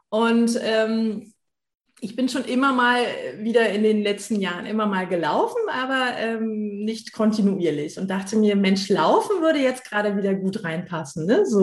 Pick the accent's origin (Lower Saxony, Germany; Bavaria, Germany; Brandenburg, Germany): Brandenburg, Germany; Potsdam; now in Berlin, Germany; Vielen Dank für die Einladung, heute hier dabei zu sein. Ähm, ich bin gebürtig aus Potsdam, war 20 Jahre weg und bin dann nach Berlin zurückgekehrt